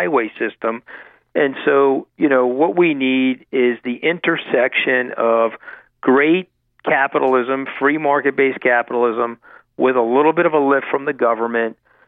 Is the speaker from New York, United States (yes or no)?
yes; Long Island, New York, United States; I grew up on Long Island